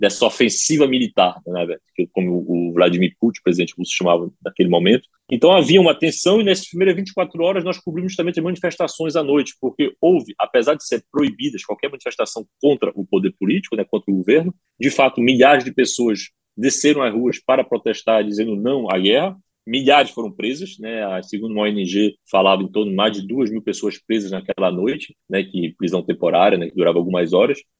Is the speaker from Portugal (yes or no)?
no; Ukraine; Portuguese is a second language; Mas a primeira agressão que nós sofremos, eh, como ucranianos, foi em março de 2014